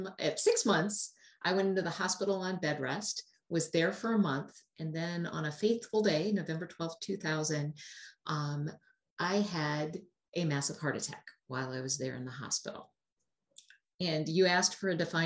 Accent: Milwaukee, Wisconsin, United States; I am from Wisconsin in the Milwaukee area

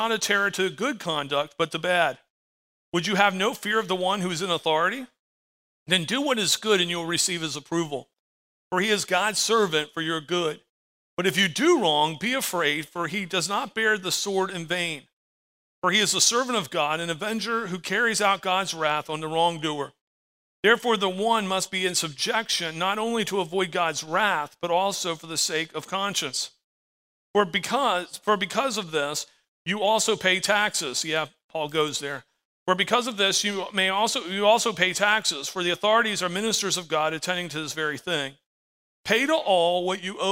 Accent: United States; As an American, I live under the American flag

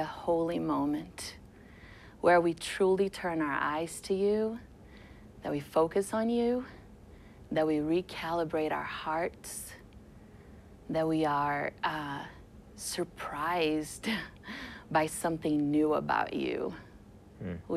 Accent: Juiz de Fora, Minas Gerais, Brazil; moved away; I'm from a town called Juiz de Fora, Brazil.

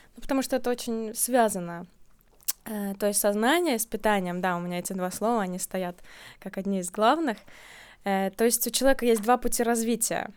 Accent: Riga, Latvia; moved away; Вообще я из Риги, uh-huh. я родилась в Латвии

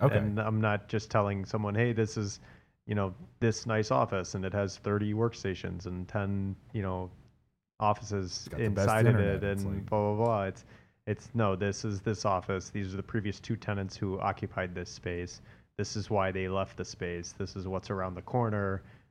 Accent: Atlanta, Georgia, United States; You know, I grew up in Atlanta.

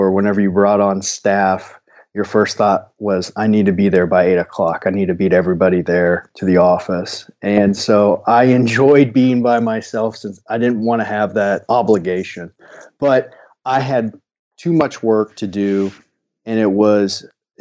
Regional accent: Centralia, Missouri, United States; now in Columbia, United States; I'm from a small town Tyson's familiar with, Centralia, Missouri

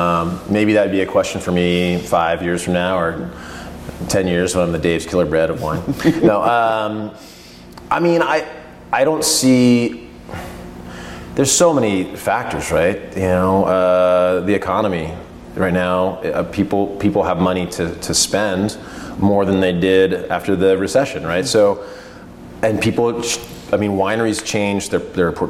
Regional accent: Pennsylvania, United States; now in Oregon, United States; I hail from Pennsylvania

